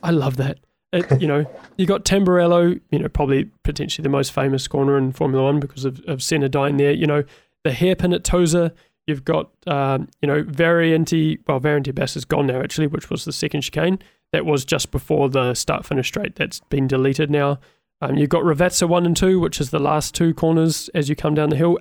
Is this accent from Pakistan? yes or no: no; New Zealand; I'm a Kiwi